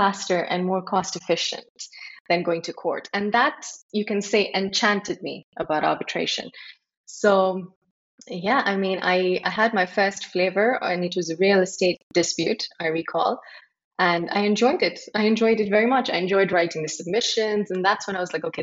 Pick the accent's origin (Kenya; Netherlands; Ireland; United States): Kenya; Nairobi; moved away as an adult; also born or lived in United Kingdom / India (ancestry); now in Dubai, United Arab Emirates; I grew up in Nairobi